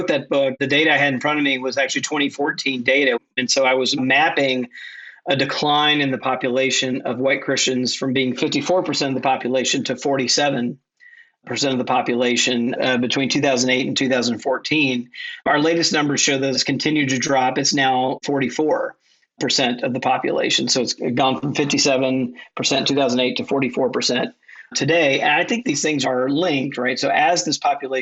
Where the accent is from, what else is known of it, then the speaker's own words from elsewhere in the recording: Mississippi, United States; My home state of Mississippi